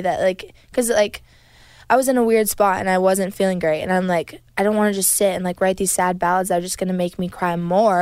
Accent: Canada; moved away; also born or lived in Nashville; We are from Canada

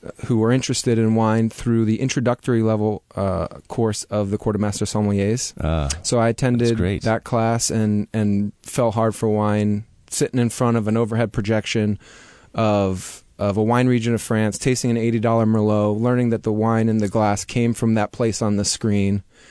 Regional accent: East Coast, United States; also born or lived in California; Even though I'm from the East Coast, I used to live in California, and I consider myself a really laid-back kind of guy.

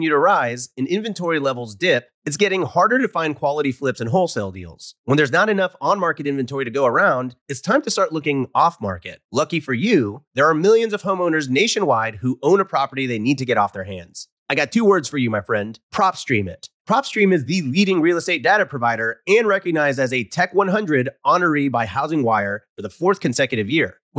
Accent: Los Angeles, California, United States; I'm from Los Angeles, California. I'm 19 years old

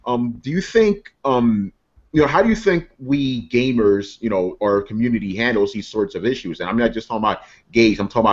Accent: New York, United States; I was raised in New York?

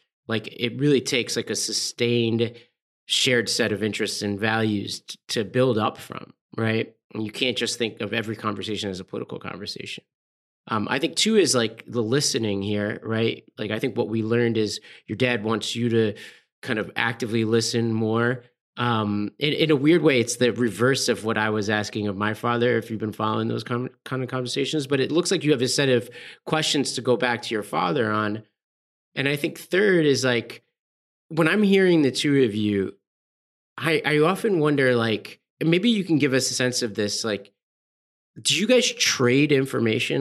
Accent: New York City, New York, United States; I grew up in Staten Island, New York, around a bunch of firefighters and police officers

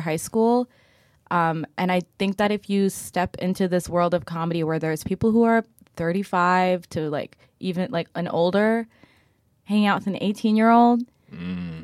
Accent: West Windsor, New Jersey, United States; moved away as an adult; also born or lived in Boston; now in Brooklyn, United States; I grew up in Central Jersey, so right outside of Princeton

